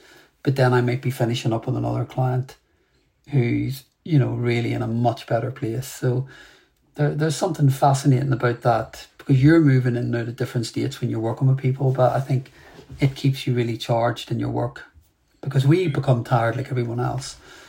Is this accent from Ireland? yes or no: yes; Ireland; And look, I'm an Irish man, so, you know, I talk a lot.